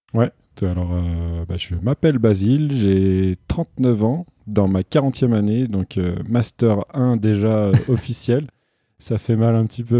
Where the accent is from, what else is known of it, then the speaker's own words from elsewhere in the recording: Île-de-France, France; je suis né en Ile-de-France, euh, donc j'ai grandi dans un milieu euh, plus qu'urbain